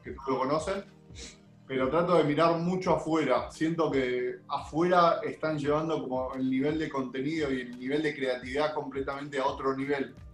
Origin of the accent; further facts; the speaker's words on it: Argentina; como todo argentino